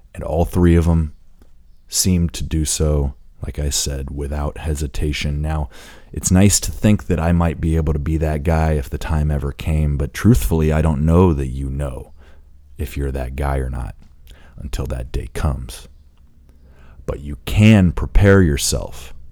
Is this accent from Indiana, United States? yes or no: yes; Indiana, United States; being that I grew up in Indiana, I'm a proud Hoosier